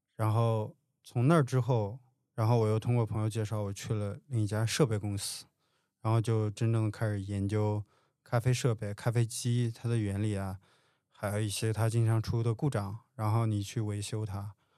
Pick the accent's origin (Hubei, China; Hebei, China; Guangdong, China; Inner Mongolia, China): Hebei, China; Handan; moved away as an adult; also born or lived in Beijing; now in Shanghai, China; 下面小农村的一样，我是出生在林业局的林厂里，这个林厂也就不到一百户人家